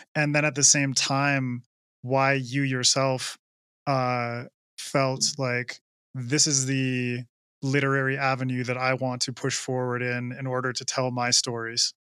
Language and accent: English; Canada; I'm, I'm from Canada